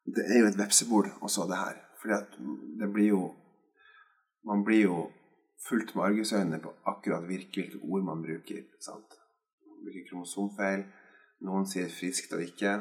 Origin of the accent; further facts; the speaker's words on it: Skotterud, Innlandet, Norway; hjemme på Skotterud på Edmarken